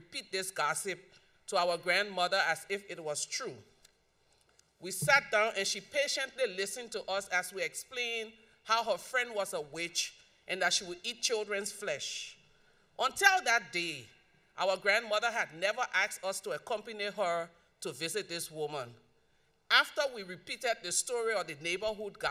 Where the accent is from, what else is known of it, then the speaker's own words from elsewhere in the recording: Liberia; So growing up in Liberia, we live in a community that was like a village, even though it was in the city.